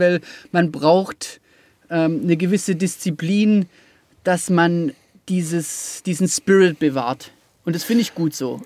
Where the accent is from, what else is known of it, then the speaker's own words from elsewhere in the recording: Rottweil, Baden-Württemberg, Germany; ich verstehe jeden Rottweiler, der vom, von, von den Zehenspitzen äh, bis zum Kopf ähm, da, da, drin aufgeht. Also ich habe das mit der Muttermilch aufgesogen